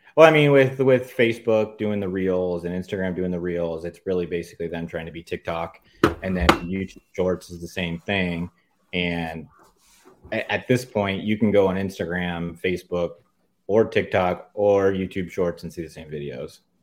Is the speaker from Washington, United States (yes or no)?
no; San Diego County, California, United States; I grew up in San Diego County my whole life